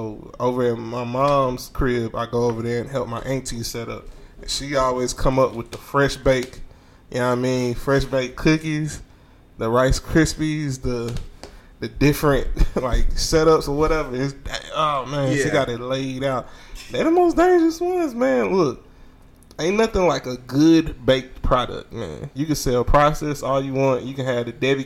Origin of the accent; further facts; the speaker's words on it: Mississippi, United States; moved away; I'm from Mississippi